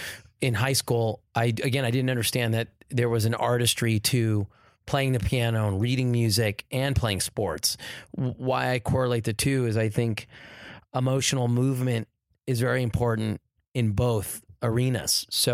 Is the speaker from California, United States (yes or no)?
yes; California, United States; Well, I grew up in the Valley, so I was a Valley boy, sort of near La Cañada, La Crescenta Valley area, Deep Valley.